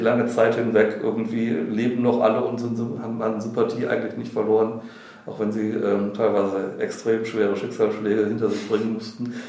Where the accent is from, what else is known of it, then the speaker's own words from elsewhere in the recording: Wuppertal, North Rhine-Westphalia, Germany; ich komme vom Plattenland äh, aus Wuppertal